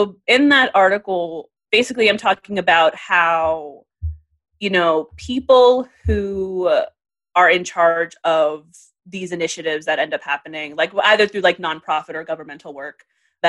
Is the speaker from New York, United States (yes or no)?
yes; New York City, New York, United States; I grew up in the Bronx at the time that like these farmers markets, things were really happening